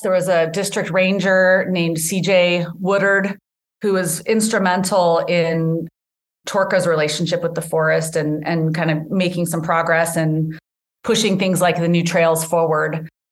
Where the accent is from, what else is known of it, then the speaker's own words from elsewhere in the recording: Boise, Idaho, United States; moved away as an adult; now in Tucson, United States; I grew up in Boise, Idaho